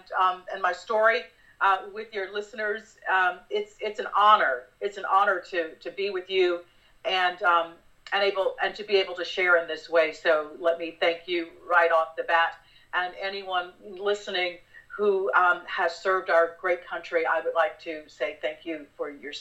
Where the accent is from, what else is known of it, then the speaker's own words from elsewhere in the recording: West Palm Beach, Florida, United States; moved away; My folks live and I grew up in West Palm Beach